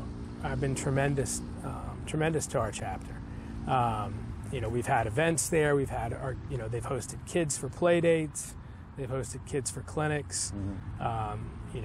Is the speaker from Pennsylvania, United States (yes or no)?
no; Gaithersburg, Maryland, United States; now in Alexandria, United States; I moved to the area when I was 11 years old. Okay. And I grew up in Gaithersburg, Maryland. Went to high school at Watkins Mill.